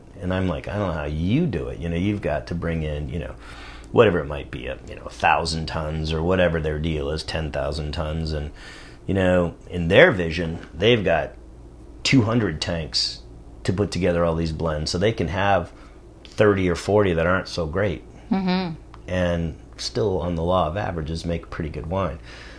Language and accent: English; Saratoga, California, United States; also born or lived in Germany; Because I grew up in Saratoga. Part of my life before Germany was over in the Silicon Valley.